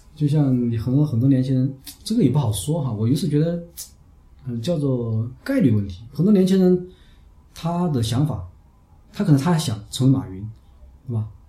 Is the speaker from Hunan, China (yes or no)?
yes; Hunan, China; also born or lived in Chongqing; now in Chengdu, China; 南方人嘛，我们湖南人